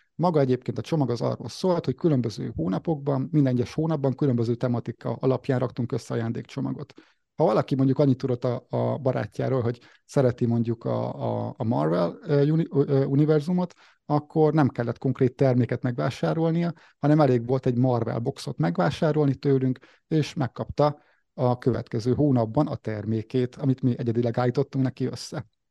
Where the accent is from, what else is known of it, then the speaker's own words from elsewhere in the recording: Nyíregyháza, Szabolcs-Szatmár-Bereg, Hungary; 1989-ben születtem március végén, Nyíregyházán láttam meg a napvilágot